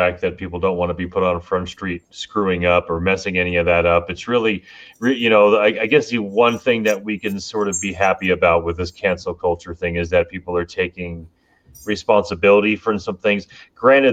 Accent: Miami, Florida, United States; growing up in Miami, me and my friend Scott, we fish all the lakes

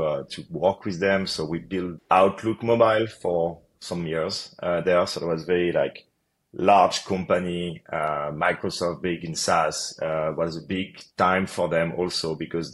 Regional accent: Paris, Île-de-France, France; moved away as an adult; also born or lived in United States; So I'm originally from France, from Paris.

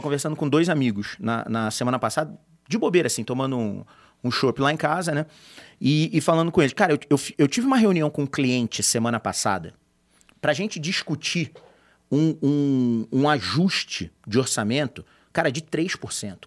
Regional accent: Rio de Janeiro, Brazil; eu que sou carioca

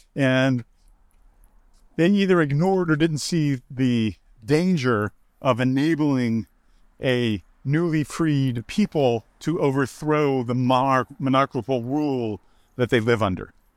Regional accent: United States; I'm American

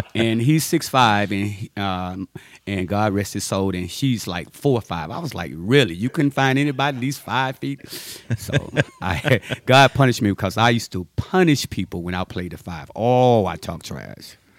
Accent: Ruston, Louisiana, United States; I grew up in Ruston, Louisiana, home of Louisiana Tech University

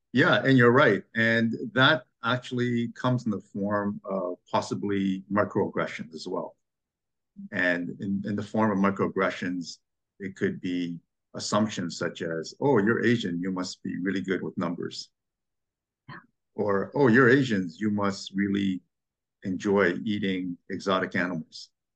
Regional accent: Montreal, Quebec, Canada; now in Toronto, Canada; growing up in Quebec and Montreal

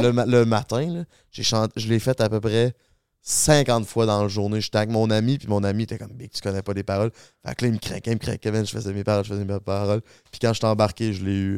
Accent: Charny, Quebec, Canada; Charny, qui est ma ville d'où je viens

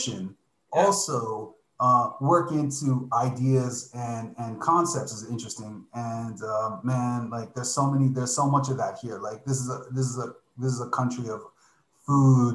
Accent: Miami Beach, Florida, United States; I grew up in Miami Beach

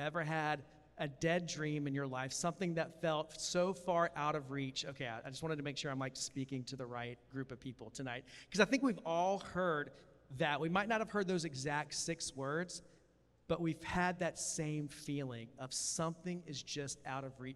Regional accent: Columbia, South Carolina, United States; I grew up in Columbia, South Carolina

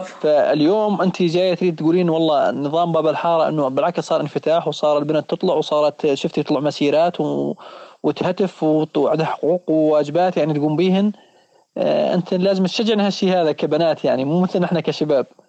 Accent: Syria; also born or lived in Lebanon; احنا كسوريين

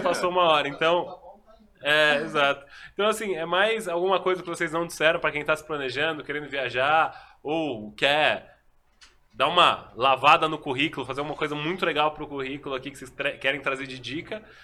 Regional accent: Brazil; eu sou do Brasil

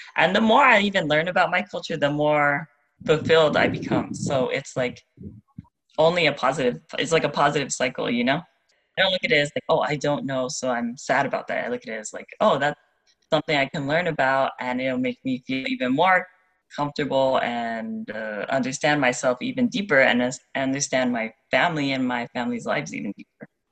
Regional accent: Pearl City, Hawaii, United States; moved away as an adult; now in Moorea, French Polynesia; I'm born and raised in on the island of Oahu, in Pearl City, spent my whole life there until university, no, even after university

